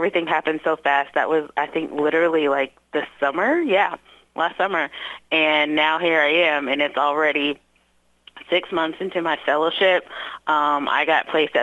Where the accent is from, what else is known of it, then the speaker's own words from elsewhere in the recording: Louisville, Kentucky, United States; moved away as an adult; now in Southeastern Indiana, United States; growing up in Louisville